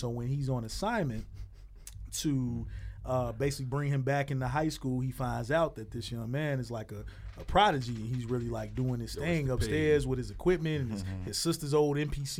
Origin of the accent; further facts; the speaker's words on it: Chicago, Illinois, United States; And takes place in my hometown.